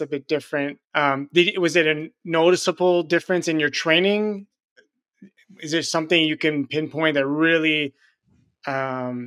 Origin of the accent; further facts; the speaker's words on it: Montreal, Quebec, Canada; you're a fellow Canadian. I'm from Montreal